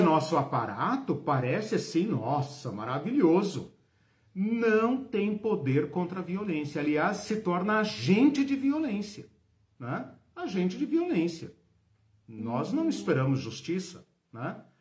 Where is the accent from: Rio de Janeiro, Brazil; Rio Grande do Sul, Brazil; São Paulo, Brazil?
São Paulo, Brazil; eu sou paulistano, sou de São Paulo